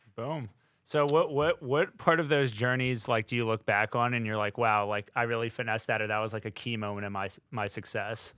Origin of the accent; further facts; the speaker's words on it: North Carolina, United States; moved away as an adult; now in New York, United States; I'm from North Carolina. I'm a Southern boy